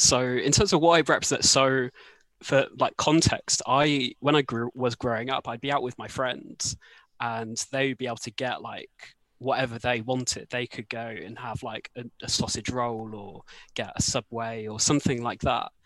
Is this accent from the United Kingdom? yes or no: yes; Gloucestershire, South West England, United Kingdom; we're both from Gloucestershire as well